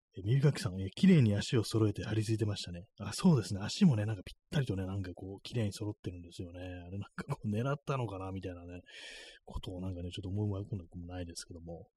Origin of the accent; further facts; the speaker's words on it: Tokyo, Japan; 東京生まれ